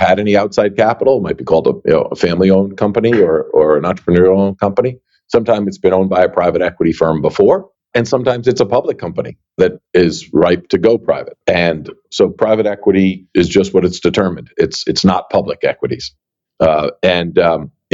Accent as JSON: {"language": "English", "region": "New York area", "country": "United States", "tie": "born or raised there", "said": "I grew up in the New York area."}